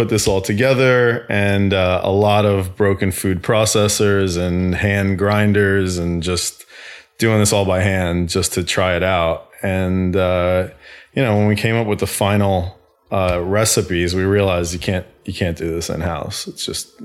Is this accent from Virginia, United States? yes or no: no; Center Moriches, New York, United States; moved away as an adult; also born or lived in Queens, New York / Atlanta, Georgia; I grew up in a little town on the east end of Long Island called Center Moriches